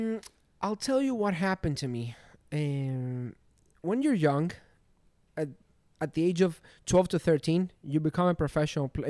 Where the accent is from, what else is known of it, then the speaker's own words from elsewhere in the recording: Glyfada, Attica, Greece; moved away as an adult; now in Miami, United States; I was born in Greece from Athens. My city is called Glyfada.